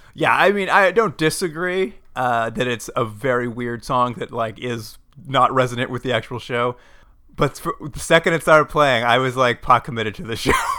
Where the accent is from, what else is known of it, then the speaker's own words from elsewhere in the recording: Edmonton, Alberta, Canada; in Edmonton, my hometown